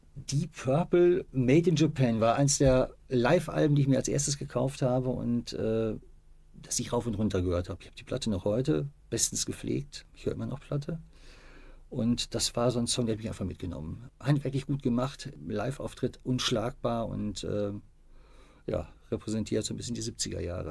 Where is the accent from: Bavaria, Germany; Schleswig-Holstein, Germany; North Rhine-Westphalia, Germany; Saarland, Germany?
North Rhine-Westphalia, Germany; Bielefeld; moved away as an adult; also born or lived in Iserlohn; als ich da ähm, 1966 geboren wurde, also in der Siedlung, wo ich wohnte, bei einer Hebamme, war das noch ein eigenständiger Stadtteil. Ist erst äh, 73, 74 eingemeindet worden und gehört jetzt zu Bielefeld.